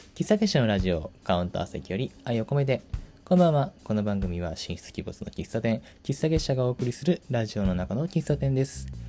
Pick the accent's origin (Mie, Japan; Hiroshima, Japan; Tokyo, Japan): Tokyo, Japan; suburban; now in Kyoto, Japan; 私の地元ってあんまりそんな都会の方ではない東京と東京は東京なんだけど結構郊外なんなら田舎の方の東京